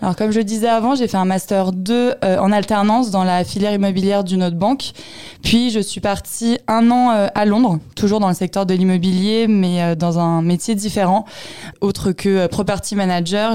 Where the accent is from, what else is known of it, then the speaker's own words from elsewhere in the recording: Sainte-Geneviève-des-Bois, Île-de-France, France; j'ai grandi en région parisienne, dans l'Essonne et plus précisément dans la ville de Sainte-Geneviève-des-Bois